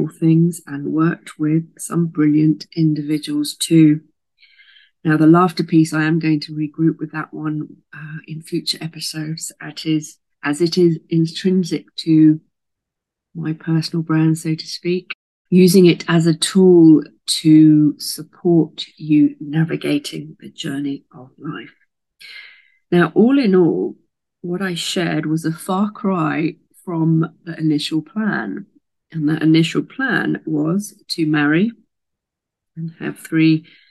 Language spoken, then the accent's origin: English; Southampton, South East England, United Kingdom; moved away as an adult; also born or lived in America; I was born in Southampton in Hampshire in England in the UK